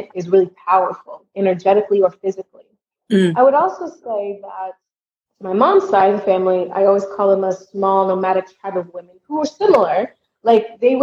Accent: Southern United States, United States; moved away as an adult; also born or lived in Germany; now in Valencia, Spain; I'm from the Southern United States

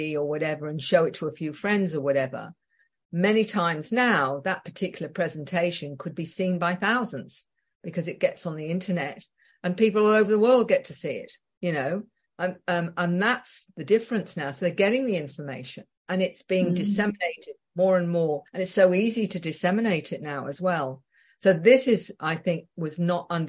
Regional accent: England, United Kingdom; being very English

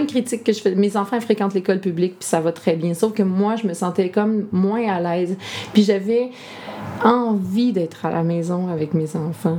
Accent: Lanaudière, Quebec, Canada; also born or lived in Montreal; Je suis revenue dans mon patelin.

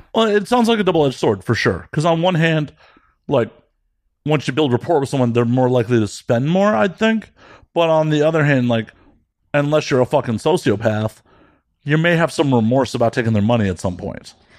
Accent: Midwest, United States; I grew up in the Midwest in the nineties.

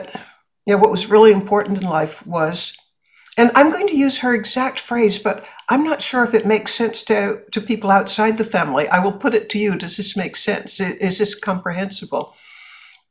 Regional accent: Boston, Massachusetts, United States; I grew up in Boston

